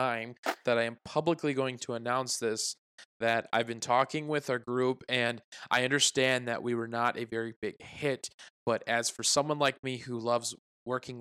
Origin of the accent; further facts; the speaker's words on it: Iowa, United States; we were born and raised in Iowa